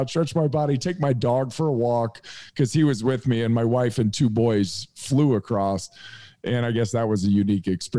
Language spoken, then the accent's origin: English; Indiana, United States; also born or lived in San Diego, California; I'm moving back home. I'm from Indiana.